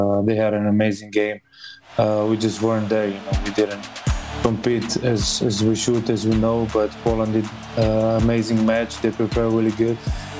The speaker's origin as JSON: {"language": "English", "country": "Slovenia", "tie": "born or raised there", "moved": "yes", "lives_now": "Dallas, United States", "said": "I'm in Slovenia, my hometown"}